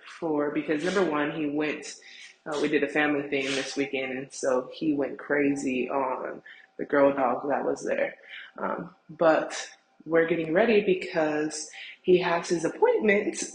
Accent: United States; as an American and in America

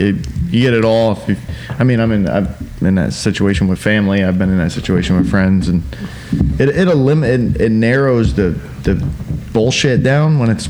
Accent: Polk County, Florida, United States; born or raised there; moved away

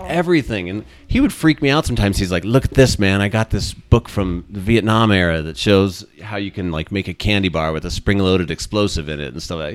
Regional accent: Cedar Crest, New Mexico, United States; also born or lived in Arizona / Colorado; growing up in Cedar Crest was fantastic

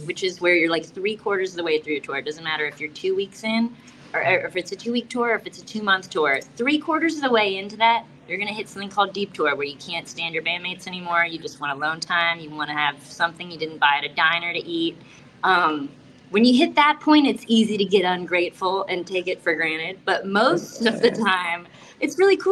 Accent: South Florida, United States; I'm from South Florida

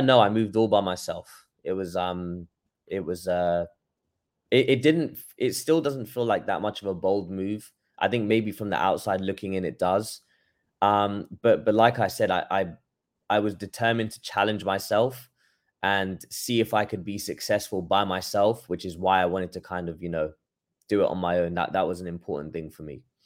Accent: London, United Kingdom; moved away as an adult; now in Los Angeles, United States; I'm from London, born and raised there

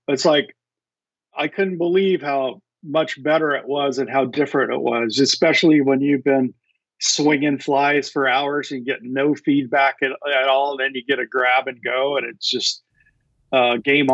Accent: Montana, United States; moved away as an adult; also born or lived in Seattle area, Washington; now in Seattle, United States; growing up in Montana with uh, superb trout fishing

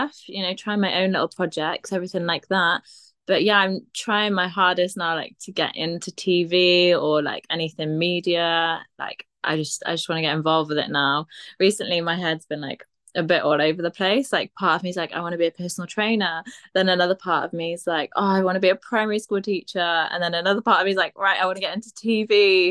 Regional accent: Aber, Wales, United Kingdom; I grew up in Abba, and the uni were just like, yeah, might as well, like, let you

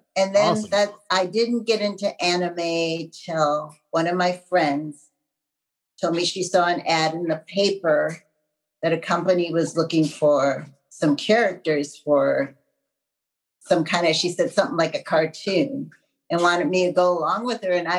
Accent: Wisconsin, United States; So I'm from Wisconsin. I'm practical. Nice. What can I say? I'm a Midwest girl.

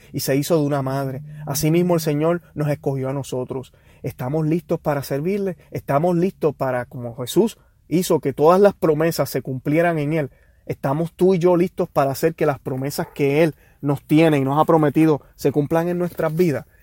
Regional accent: Puerto Rico; como decimos los puertorriqueños

